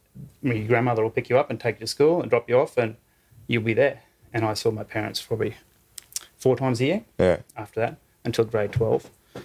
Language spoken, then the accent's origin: English; Western Queensland, Australia; now in Brisbane, Australia; I grew up on a cattle station, Western Queensland.